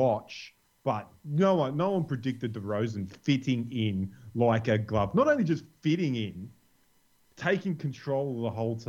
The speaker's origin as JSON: {"language": "English", "country": "Australia", "said": "as an Australian"}